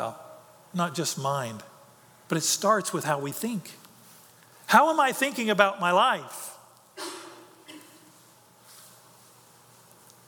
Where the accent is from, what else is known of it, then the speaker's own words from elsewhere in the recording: United States; my life as an American